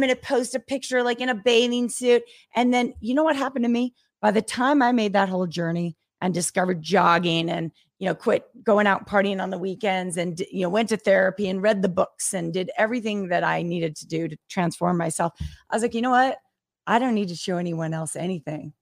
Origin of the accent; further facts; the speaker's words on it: the Northwest, Pacific Northwest, United States; now in Las Vegas, United States; I grew up in the Northwest